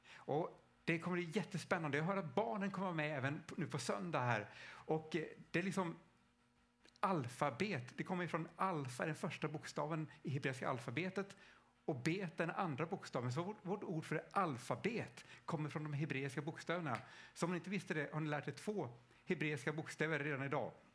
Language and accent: Swedish; Stockholm, Stockholm County, Sweden; själv kommer jag från Stockholm.